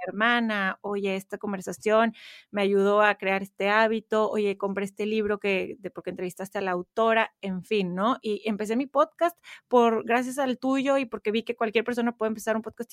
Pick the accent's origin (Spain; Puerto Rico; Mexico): Mexico; Monterrey, Nuevo León; moved away as an adult; now in Houston, United States; crecí en Monterrey, México